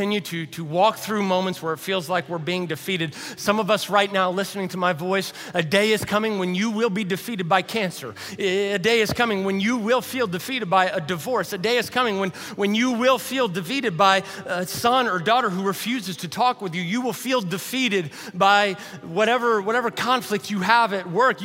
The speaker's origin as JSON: {"language": "English", "town": "Louisville", "region": "Kentucky", "country": "United States", "tie": "born or raised there", "moved": "yes", "said": "Jamie is a friend that Savannah and I grew up with over in Louisville, Kentucky"}